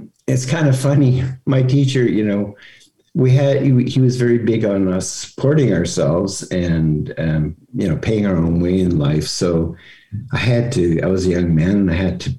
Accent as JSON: {"language": "English", "town": "Vancouver", "region": "British Columbia", "country": "Canada", "tie": "born or raised there", "said": "I grew up in Vancouver in the 60s."}